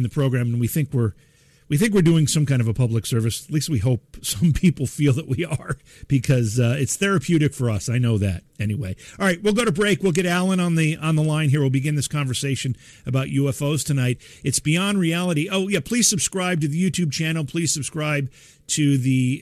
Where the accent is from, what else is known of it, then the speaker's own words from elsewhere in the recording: Oneonta, New York, United States; now in Cooperstown, United States; I actually grew up in Oneonta, which is about 30 miles from here